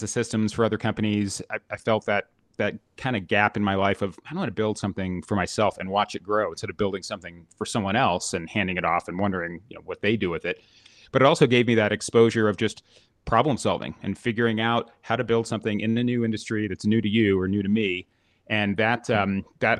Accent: Florida, United States; moved away; I grew up in Florida

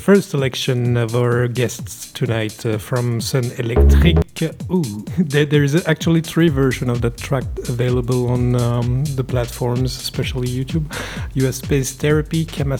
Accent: Brussels, Brussels-Capital Region, Belgium; Brussels, my town, my hometown.

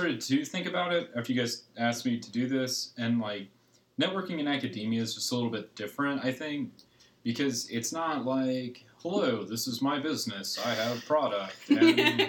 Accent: Chattanooga, Tennessee, United States; So I'm from a small hauler down in Tennessee known as Chattanooga.

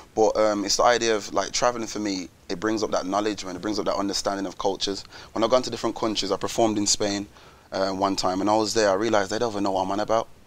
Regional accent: Wolverhampton, West Midlands, United Kingdom; I'm from Wolverhampton when you come from a place like Wolves, it's so small, everyone knows each other.

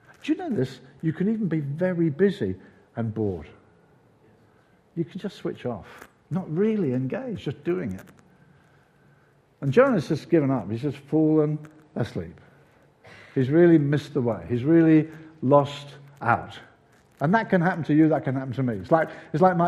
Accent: Brighton, South East England, United Kingdom; We lived in Brighton

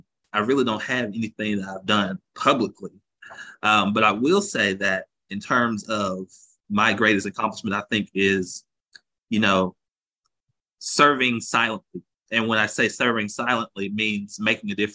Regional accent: Augusta, Georgia, United States; Was proudly born in Augusta, born and raised in Augusta

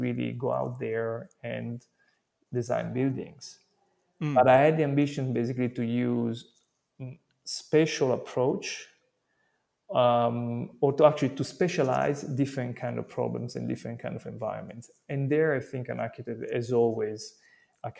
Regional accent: Italy; I come from Italy

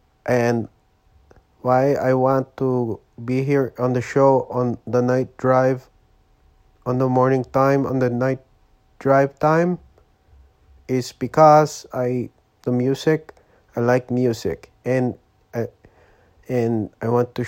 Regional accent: Quezon City, Metro Manila, Philippines; English is a second language; now in Oakland, United States; I'm born and raised in Quezon City, Philippines. And I come here to live. I'm live here now in Oakland, California. United States of America.

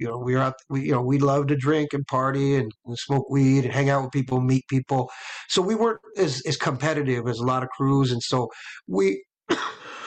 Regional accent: Los Angeles, California, United States; I grew up in LA, you know, the child of an LA story

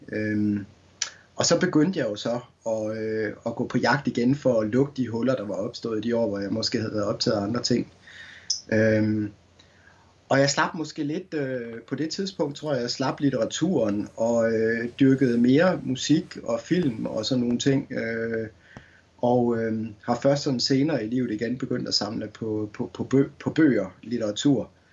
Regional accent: Skanderborg, Central Denmark Region, Denmark; som ung knægt i Skanderborg øh, på Morten Børup skolen

